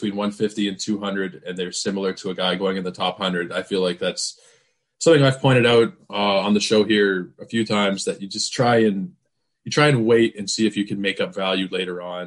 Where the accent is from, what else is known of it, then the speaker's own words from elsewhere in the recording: Canada; being Canadian